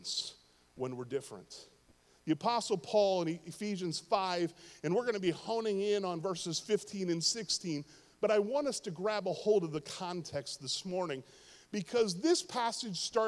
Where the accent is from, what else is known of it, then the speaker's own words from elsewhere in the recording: Pittsburgh, Pennsylvania, United States; Pittsburgh, my hometown